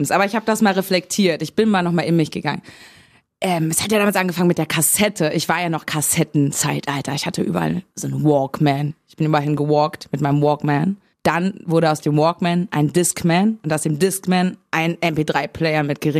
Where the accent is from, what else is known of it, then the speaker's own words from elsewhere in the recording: Berlin, Germany; also born or lived in Bad Saarow; Das stimmt, das stimmt. Wir haben damals aber in Berlin gewohnt, also meine Eltern und ich, das kann man ja als Kind immer nicht entscheiden.